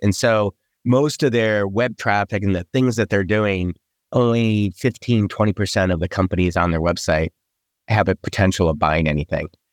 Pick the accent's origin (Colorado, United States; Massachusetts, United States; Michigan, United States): Michigan, United States; moved away as an adult; also born or lived in East Coast; I grew up in Michigan